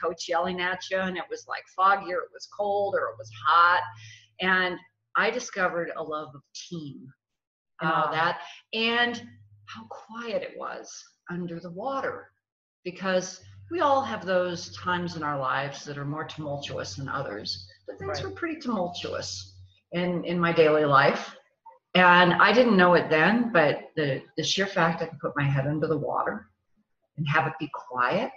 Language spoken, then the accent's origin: English; San Francisco Bay Area, East Bay, California, United States; moved away as an adult; also born or lived in South Florida / San Diego; now in Reno, United States; I grew up in the San Francisco Bay Area, East Bay.